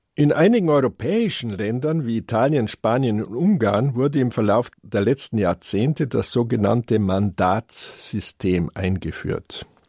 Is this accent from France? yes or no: no; Germany; Bei uns in Deutschland